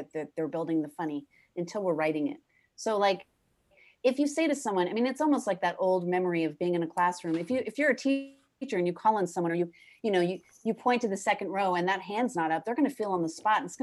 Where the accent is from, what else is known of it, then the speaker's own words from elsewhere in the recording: New Jersey, United States; I'm from Jersey. There's a part of me that's very Jersey